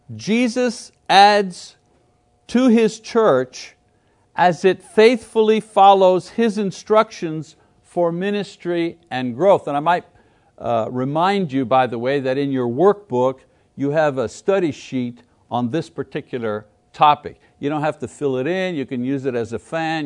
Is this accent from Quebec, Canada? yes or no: yes; Montreal, Quebec, Canada; moved away; I come from Canada from Montreal, from French Canada, right? I know where I come from, and I know who the people are where I come from